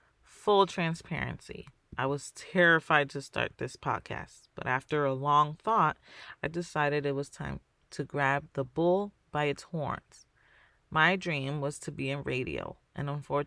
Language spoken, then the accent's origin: English; New York City, New York, United States; I'm Dominican. I was born in the Bronx